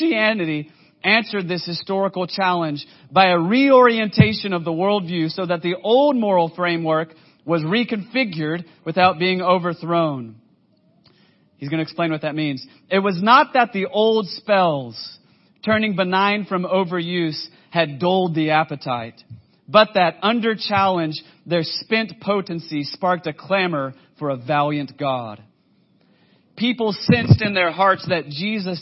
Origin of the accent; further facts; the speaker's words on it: United States; I'm just an American white guy